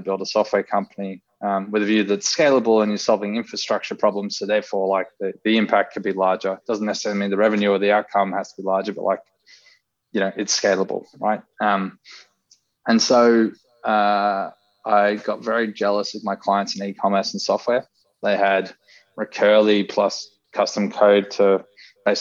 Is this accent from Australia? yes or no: yes; Sydney, New South Wales, Australia; I'm from Northern Beaches. So I wanted to be an accountant on Northern Beaches